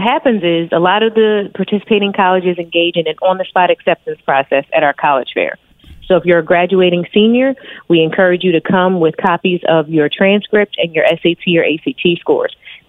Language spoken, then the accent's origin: English; Wilmington, Delaware, United States; I am a double HBCU alum. I'm from Wilmington, Delaware.